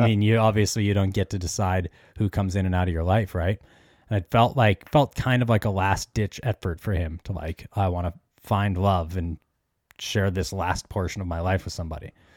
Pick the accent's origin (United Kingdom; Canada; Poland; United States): Canada; we're both from Canada